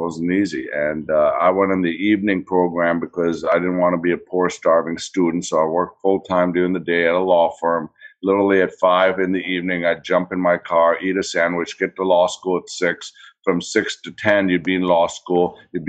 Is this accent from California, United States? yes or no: no; Green Bay, Wisconsin, United States; moved away; And then it was the American dream to move here. And growing up in Green Bay was like Leave It to Beaver.